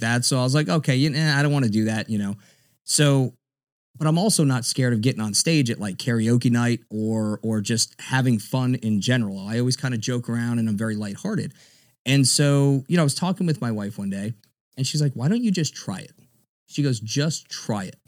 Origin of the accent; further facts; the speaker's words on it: South Florida, United States; also born or lived in Miami-Dade County, Florida; now in Tampa, United States; grew up in Florida. I'm a Florida cracker. I grew up in South Florida, down in, uh, Broward, a little bit of Dade County.